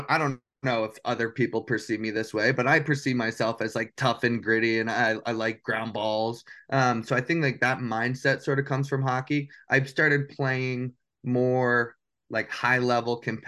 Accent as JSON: {"language": "English", "region": "New Hampshire", "country": "United States", "tie": "born or raised there", "moved": "as an adult", "said": "Growing up in New Hampshire"}